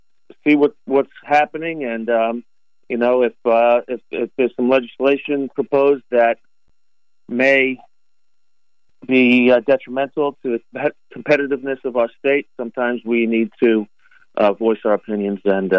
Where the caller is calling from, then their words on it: Albany, New York, United States; So, I tell you, this morning, Jay, I'm calling you from Albany. I'm at an economic development conference up here.